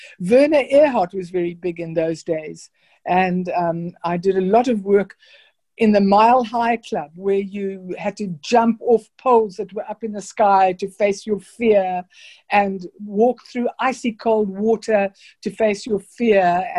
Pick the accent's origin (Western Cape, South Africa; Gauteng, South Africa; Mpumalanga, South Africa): Gauteng, South Africa; Pretoria; born there; also born or lived in Zimbabwe; I was born in Pretoria. Then my father, who was an engineer, moved to what was then Rhodesia, which is now called Zimbabwe.